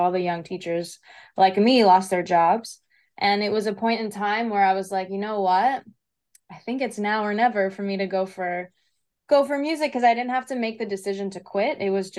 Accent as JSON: {"language": "English", "region": "New Jersey", "country": "United States", "tie": "born or raised there", "also_born_or_lived": "Crete, Greece", "said": "So I'm born in New Jersey. My dad's from the island of Crete. My mom's Italian American, so I'm a half blood."}